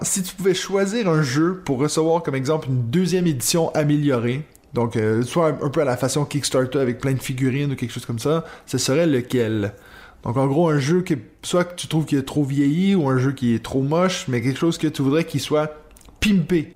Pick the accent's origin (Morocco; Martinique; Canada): Canada; Quebec; moved away as an adult; now in Switzerland; je viens du Québec